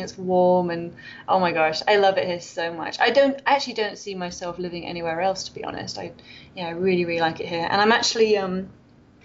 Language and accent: English; Wales, United Kingdom; accent: British; moved away as an adult; now in Loma Linda, United States; I'm from Wales